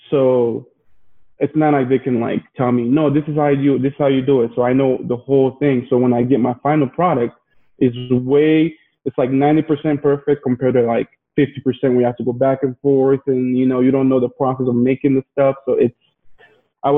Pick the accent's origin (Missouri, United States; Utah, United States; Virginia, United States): Utah, United States; Logan; also born or lived in Ivory Coast; I moved to Logan, Utah when I was about 10 years old in 2001. I moved from Ivory Coast, which is a country in West Africa